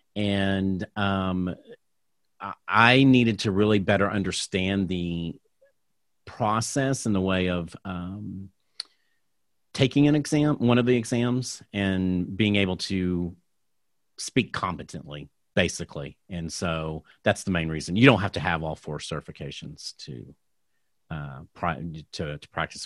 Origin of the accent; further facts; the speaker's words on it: Tulsa, Oklahoma, United States; I'm originally from Tulsa, Oklahoma